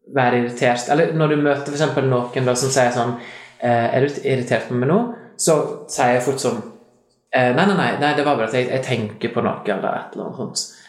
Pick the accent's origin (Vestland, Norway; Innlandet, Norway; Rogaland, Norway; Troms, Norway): Vestland, Norway; Lærdal; accent: Lærdal dialect; Jeg er fra Lærdal